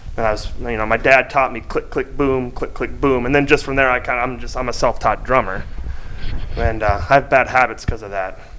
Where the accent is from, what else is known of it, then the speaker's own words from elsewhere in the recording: Minnesota, United States; I'm from Minnesota